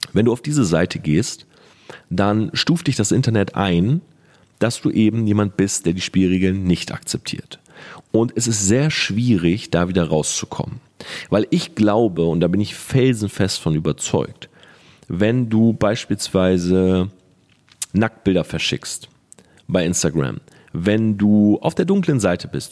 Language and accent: German; Delmhorst, Lower Saxony, Germany; ich bin zwölf oder dreizehn, wie gesagt, ich weiß nicht mehr genau, komme aus Delmhorst, ich bin Schüler